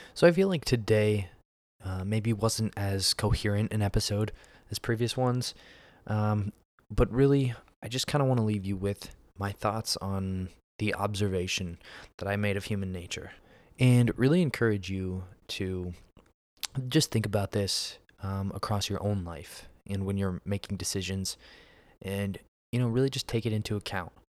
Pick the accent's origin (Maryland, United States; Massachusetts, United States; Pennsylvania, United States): Pennsylvania, United States; moved away as an adult; now in Texas, United States; I'm from Pennsylvania, but I live in Texas now.